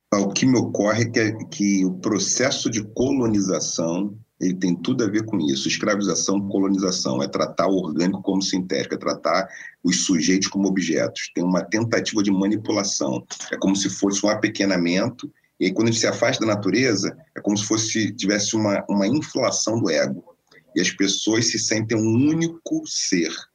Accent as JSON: {"language": "Portuguese", "region": "Rio de Janeiro", "country": "Brazil", "tie": "born or raised there", "said": "formação muito tradicional no subúrbio carioca, né, nasceu em Oswaldo Cruz, onde fui criado e gestado e brinquei naquelas"}